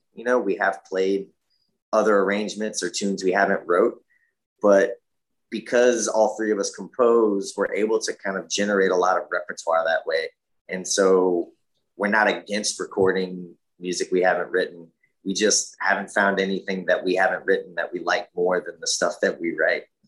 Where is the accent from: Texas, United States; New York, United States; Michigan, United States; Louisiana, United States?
Louisiana, United States; Lafayette; moved away as an adult; also born or lived in Boston; now in New Orleans, United States; was born and raised in Lafayette, Louisiana